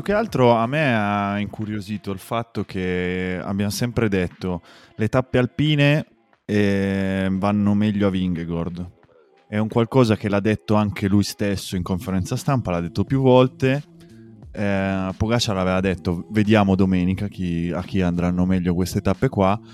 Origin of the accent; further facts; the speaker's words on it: Asti area, Piedmont, Italy; Dalle nostre parti nell'Astigiano